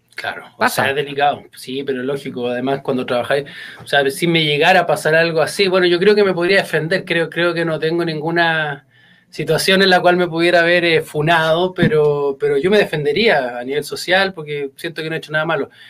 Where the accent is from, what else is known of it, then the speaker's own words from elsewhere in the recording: Chile; soy comunicador chileno, trabajo en radio, en una de las radios más sintonizadas de Chile